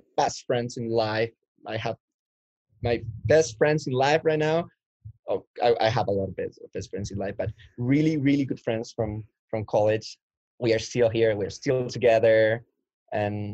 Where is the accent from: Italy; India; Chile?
Chile; moved away as an adult; now in Canada; I come from Chile, South America.